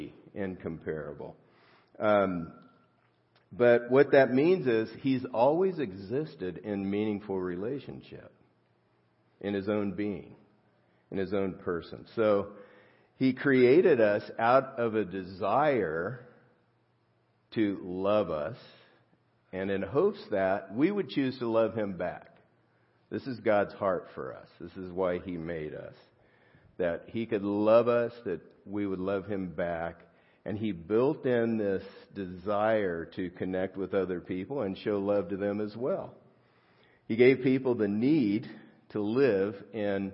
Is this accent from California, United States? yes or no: yes; Los Angeles, California, United States; growing up near downtown L.A., L.A. City Schools